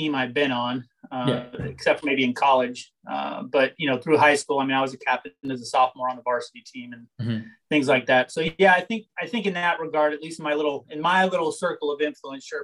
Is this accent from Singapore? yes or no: no; Tucson, Arizona, United States; So growing up, I grew up here in Tucson, Arizona, which is where I'm at right now, my house